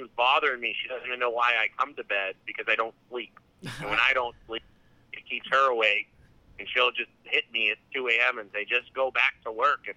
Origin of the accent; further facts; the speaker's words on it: New Hampshire, United States; we grew up in New Hampshire